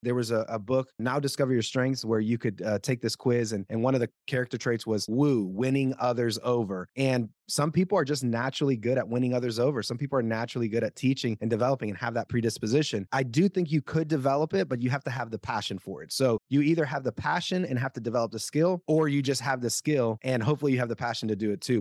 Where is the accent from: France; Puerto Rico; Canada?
Puerto Rico; first language Spanish; English is a second language; moved away; Spanish is my first language. I'm from Puerto Rico